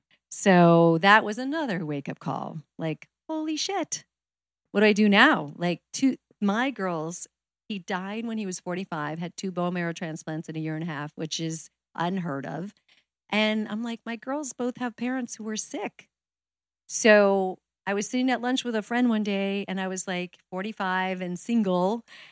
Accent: Arizona, United States; moved away as an adult; also born or lived in New York; I'm from Arizona originally. So when I graduated college, moved to New York

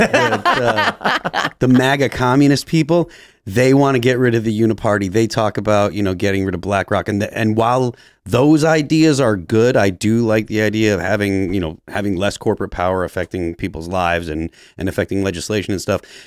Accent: New Hampshire, United States; also born or lived in Massachusetts; I'm from New Hampshire

